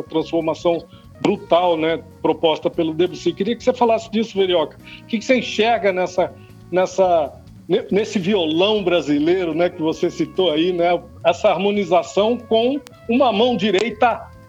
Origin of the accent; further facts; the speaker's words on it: Brazil; Nós mesmos que somos brasileiros sabemos que são vários Brasis, né?